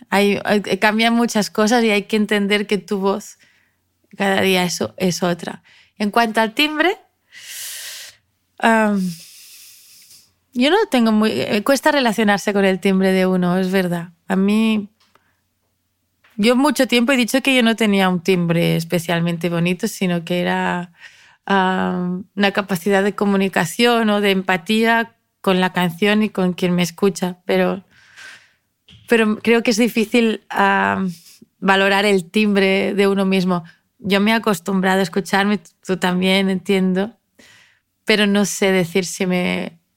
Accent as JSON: {"language": "Spanish", "country": "Spain", "first_language": "ca", "second_language": "Spanish", "said": "aprendí a cantar mejor catalán, que es mi lengua materna"}